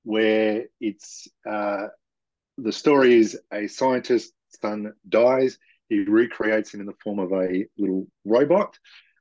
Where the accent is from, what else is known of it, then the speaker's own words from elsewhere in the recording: Western Australia, Australia; now in Melbourne, Australia; I am from Melbourne, Australia, originally born in Western Australia. Grew up in country towns. I would describe it like the deep south of the United States.